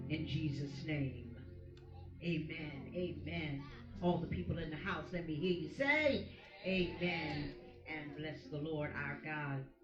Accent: United States; we as the American people

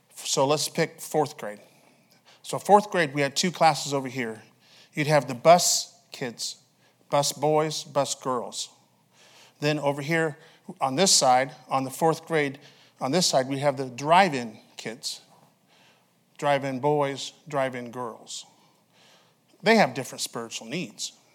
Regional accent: Alaska, United States; moved away; I'm from Alaska.

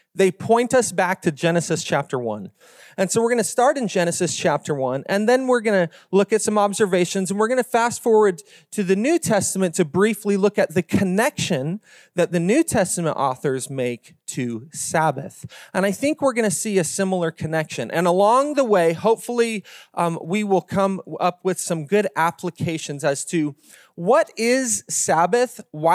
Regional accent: Utah, United States; now in Las Vegas, United States; I'm new to Las Vegas. I don't think we have four seasons here. I'm from Northern Utah where we get real four seasons, right?

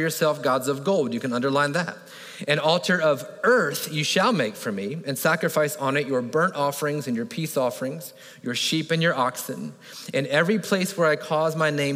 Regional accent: Florida, United States; I grew up in Florida

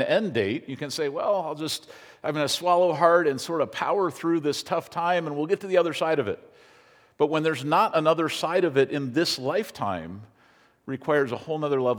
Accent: United States

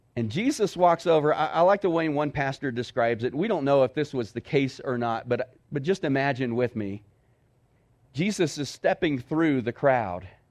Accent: Texas, United States; moved away as an adult; now in Cloudcroft, United States; I grew up in Texas

